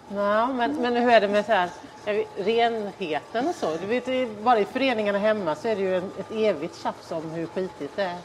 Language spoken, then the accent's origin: Swedish; Sweden; moved away